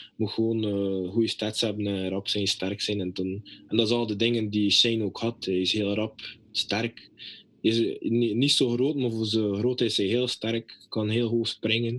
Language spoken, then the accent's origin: Dutch; Belgium; moved away as an adult; now in United States